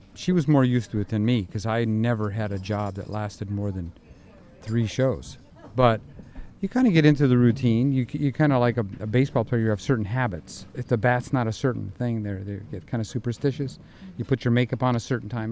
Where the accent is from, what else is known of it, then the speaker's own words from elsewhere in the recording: Indiana, United States; moved away; I'm from Indiana